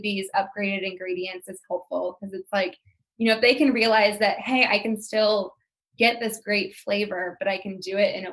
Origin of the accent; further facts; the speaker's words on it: St. Louis, Missouri, United States; moved away; I moved away from St. Louis, but I'm going home to St. Louis for Christmas